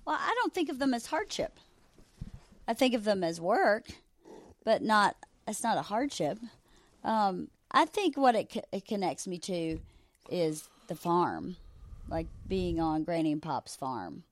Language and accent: English; Georgia, United States; moved away; growing up in Georgia was so amazing for a child